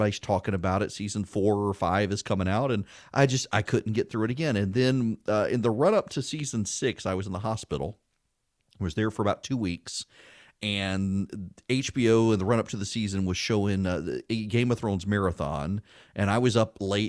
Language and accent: English; Dubai, United Arab Emirates; when I was a kid, a young kid living in Dubai, they showed Dallas, and it was always a season behind the United States.